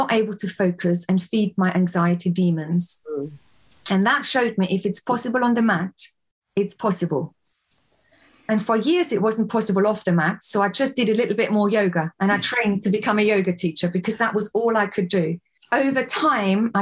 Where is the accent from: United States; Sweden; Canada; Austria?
Austria; moved away as an adult; now in England, United Kingdom; I was born and raised in Austria, came here to England when I was in my early 20s